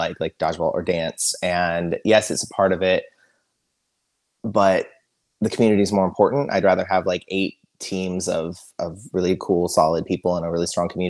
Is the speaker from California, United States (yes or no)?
yes; Sacramento, California, United States; moved away as an adult; now in Los Angeles, United States; I'm from Sacramento originally